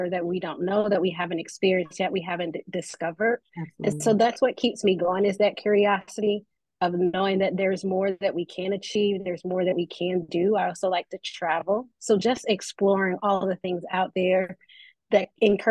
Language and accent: English; Memphis, Tennessee, United States; I am originally a Memphis native, so born and raised in Memphis